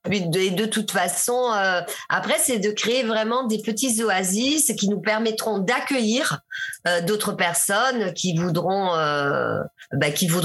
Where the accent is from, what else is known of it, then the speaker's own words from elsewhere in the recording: Burkina Faso; now in Togo; je suis passée du Sénégal, euh, je suis repassée euh, chez moi au Burkina